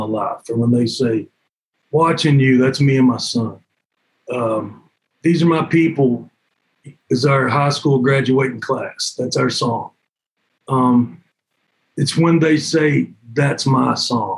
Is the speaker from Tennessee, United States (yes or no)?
yes; Cumberland Gap, Tennessee, United States; also born or lived in Knoxville, Tennessee; grew up just north of there, a place called Cumberland Gap.